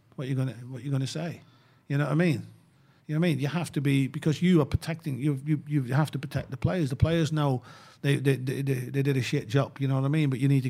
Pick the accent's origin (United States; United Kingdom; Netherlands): Netherlands; English is a second language; because I grew up in Holland, you know what I mean?